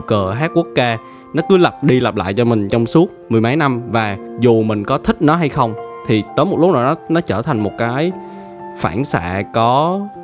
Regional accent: Vietnam; mình là người Việt Nam và mình tự hào về điều đó

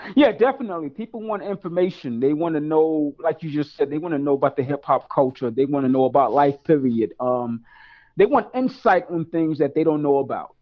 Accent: New York City, New York, United States; born and raised in East New York, Brooklyn

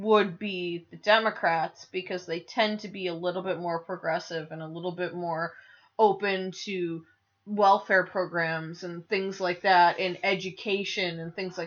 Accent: North Tonawanda, New York, United States; moved away; also born or lived in Buffalo, New York; my North Tonawanda, New York education system, like, education that I grew up with was fantastic

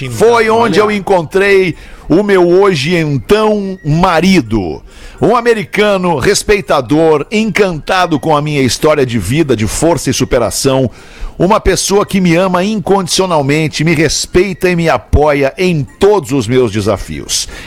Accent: Santa Catarina, Brazil; moved away as an adult; now in Massachusetts, United States; sou de Santa Catarina, mas atualmente moro em Massachusetts, nos Estados Unidos.

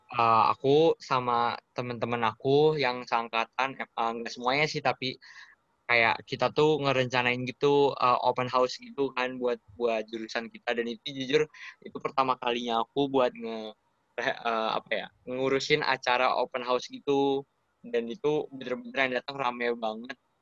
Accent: Jakarta, Indonesia; moved away as an adult; now in Jatinangor, Indonesia; aku dari Jakarta

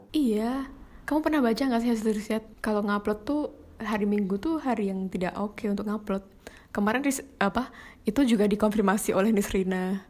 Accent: Java, Indonesia; accent: medok; aku tuh medok-medok gitu suaranya.

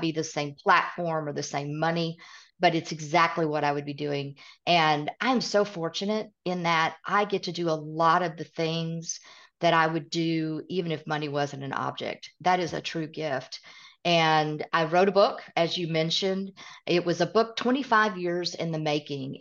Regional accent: East Tennessee, United States; accent: Southern; also born or lived in Midwest; I live in Middle Tennessee. I completely have the Southern accent. I grew up in East Tennessee by way of the Midwest

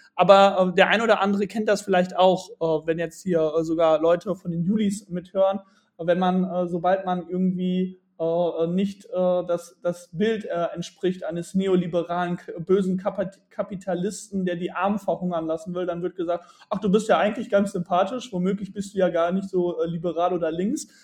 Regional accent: Bielefeld, North Rhine-Westphalia, Germany; ich komme aus der wunderschönen Stadt Bielefeld

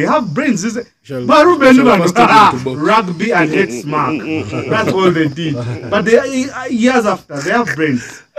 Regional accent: Kyotera, Western Region, Uganda; I grew up in Nyantonde.

